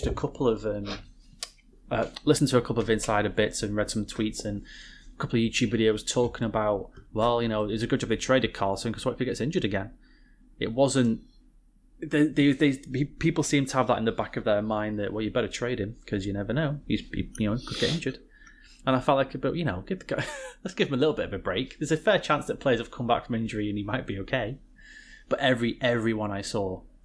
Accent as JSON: {"language": "English", "region": "North West England", "country": "United Kingdom", "said": "I love being British."}